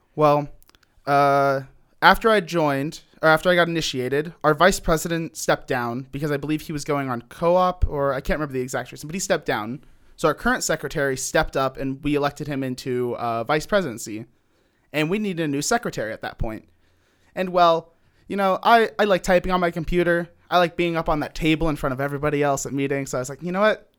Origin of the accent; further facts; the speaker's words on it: Cincinnati, Ohio, United States; I'm from Cincinnati, Ohio.